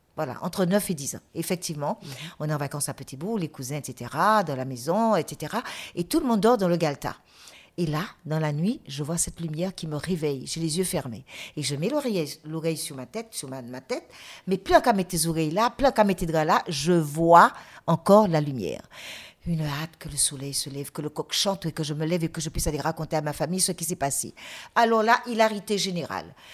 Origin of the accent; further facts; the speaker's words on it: Guadeloupe; je suis guadeloupéenne et non pas martiniquaise